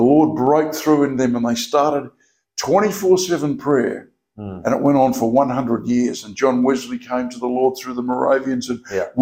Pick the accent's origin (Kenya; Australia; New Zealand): Australia; Narrogin, Western Australia; also born or lived in Perth; I grew up in Narrogin. My first 11 years were in Narrogin